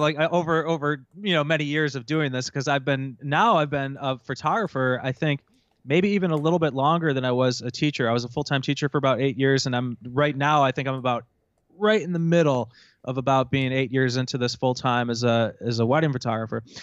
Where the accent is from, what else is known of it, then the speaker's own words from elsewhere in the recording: Rochester, New York, United States; also born or lived in Buffalo, New York; I'm originally from Rochester, New York, which is about, uh, you know, about an hour east of Buffalo